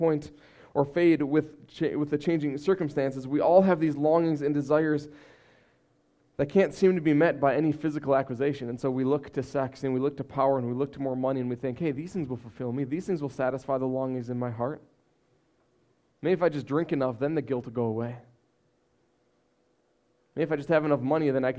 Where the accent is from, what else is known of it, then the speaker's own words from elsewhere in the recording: United States; as American people